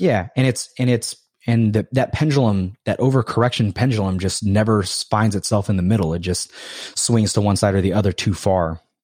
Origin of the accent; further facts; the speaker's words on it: Hawaii, United States; moved away; also born or lived in California; I'm from Hawaii.